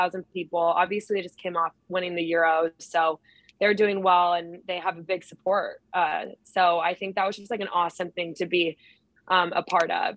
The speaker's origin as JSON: {"language": "English", "region": "Idaho", "country": "United States", "also_born_or_lived": "Chicago / Houston", "moved": "as an adult", "lives_now": "Tacoma, United States", "said": "I'm from Idaho"}